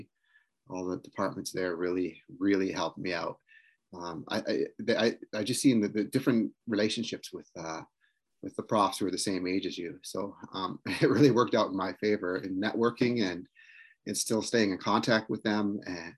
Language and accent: English; Six Nations Reserve, Ontario, Canada; I'm from Six Nations Reserve, where I'm an educator